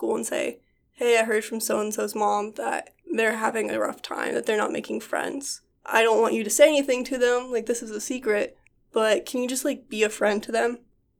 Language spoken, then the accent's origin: English; the Bible Belt, United States; So I grew up in a evangelical Christian military family, and we spent most of my childhood in various states within the Bible Belt.